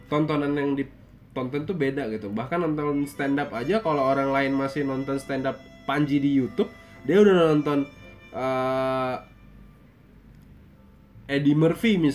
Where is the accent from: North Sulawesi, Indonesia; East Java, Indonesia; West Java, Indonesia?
East Java, Indonesia; Malang; born there; gue orang Jawa ya